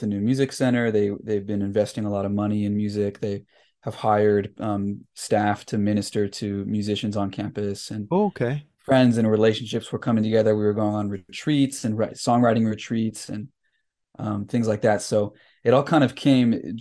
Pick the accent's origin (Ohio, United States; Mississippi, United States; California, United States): California, United States; Salinas; I grew up in Salinas, California.